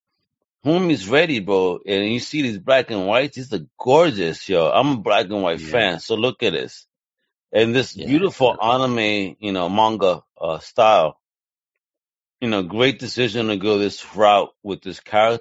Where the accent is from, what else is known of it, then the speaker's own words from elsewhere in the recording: New York City, New York, United States; I grew up in New York, so I was around many accents